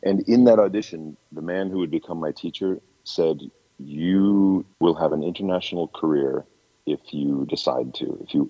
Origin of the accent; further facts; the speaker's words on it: Clinton, Iowa, United States; moved away as an adult; now in Sun Prairie, United States; I grew up in Clinton, Iowa, and I went to University of Iowa in Iowa City.